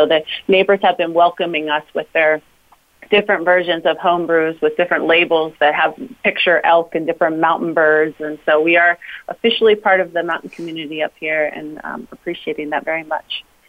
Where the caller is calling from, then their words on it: Evergreen, Colorado, United States; So I'm calling in from Evergreen, Colorado today.